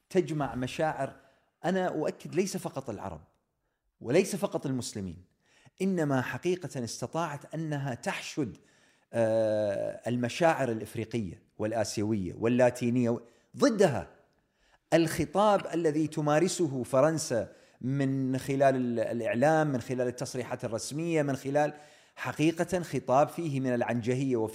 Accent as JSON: {"language": "Arabic", "region": "England", "country": "United Kingdom", "said": "ولما يعرفون ان انا من انجلترا يقولوا انتم بس انتم"}